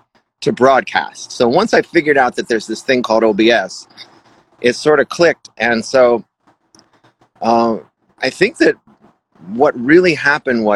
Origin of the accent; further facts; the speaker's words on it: Connecticut, United States; moved away as an adult; now in Los Angeles, United States; I'm from Connecticut.